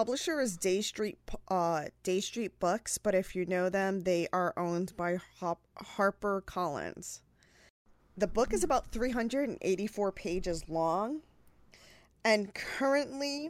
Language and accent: English; New York, United States; also born or lived in Puerto Rico; I was born in New York, born and raised between Puerto Rico and New